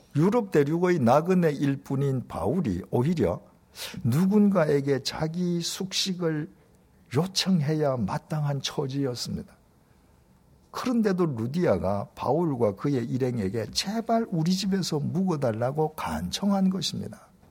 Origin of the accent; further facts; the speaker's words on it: Busan, South Korea; 제 고향인 부산은 행정적으로는 광역시이지만 지리적으로는 경상남도 땅에 속해 있습니다.